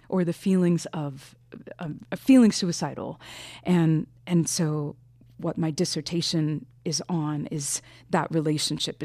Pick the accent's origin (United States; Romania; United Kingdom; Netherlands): United States; Tampa, Florida; my hometown, Tampa